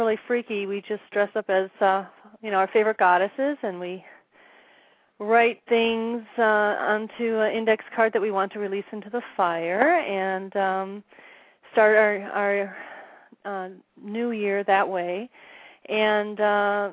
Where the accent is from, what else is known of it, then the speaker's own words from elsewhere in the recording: Wisconsin, United States; moved away as an adult; now in Arizona, United States; My husband and I originally are from Wisconsin. We live in Arizona now. We've been here about 7 years.